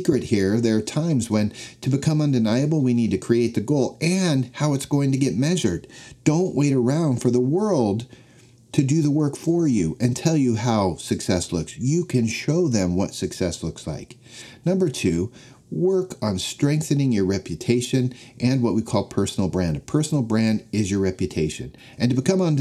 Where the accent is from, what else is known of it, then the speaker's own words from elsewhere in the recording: Denver, Colorado, United States; When I was a young boy growing up in Denver, Colorado, football and the Denver Broncos were my obsession